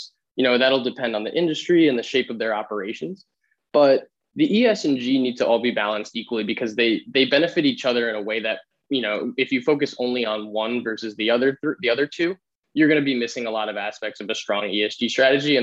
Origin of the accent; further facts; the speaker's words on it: New York City, New York, United States; now in Vermont, United States; I'm originally from the New York City area, a small town called Rockaway Beach, right in the ocean